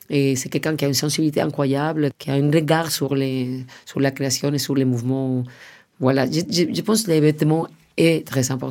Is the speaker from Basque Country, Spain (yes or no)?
no; Madrid, Community of Madrid, Spain; moi je venais de Madrid, lui travaillait déjà avec Pedro Almodóvar et, il était un peu dans la famille espagnole